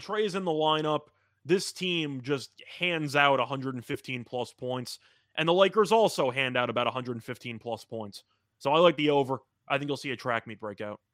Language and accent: English; New York, United States